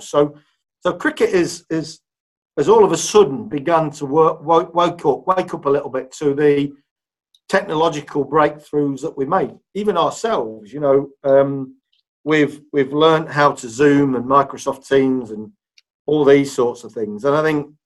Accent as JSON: {"language": "English", "town": "Leicester", "region": "East Midlands", "country": "United Kingdom", "tie": "born or raised there", "also_born_or_lived": "Huddersfield", "moved": "yes", "said": "I was born and bred in in Leicester. So this is my my hometown"}